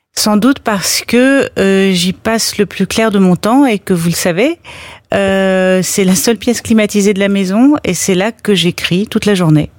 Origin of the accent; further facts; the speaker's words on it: Paris, Île-de-France, France; Je suis je suis une Parisienne presque caricaturale